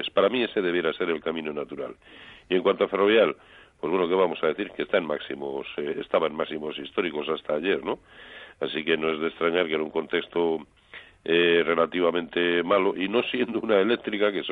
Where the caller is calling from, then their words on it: Madrid, Community of Madrid, Spain; de Madrid.